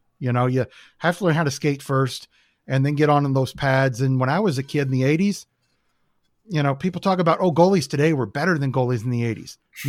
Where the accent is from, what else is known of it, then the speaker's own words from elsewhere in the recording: Canada; now in United States; They don't get the lifestyle of growing up in Canada. Start skating when you're 2, 3, 4 years old.